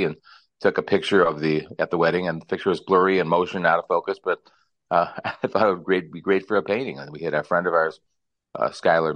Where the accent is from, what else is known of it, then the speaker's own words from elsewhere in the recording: Chicago, Illinois, United States; moved away as an adult; also born or lived in Madisonville, Kentucky; now in Kentucky, United States; growing up in Chicago